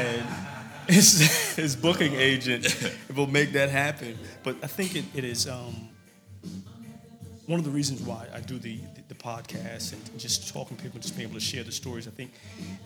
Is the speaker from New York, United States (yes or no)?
yes; New York City, New York, United States; Growing up in Brooklyn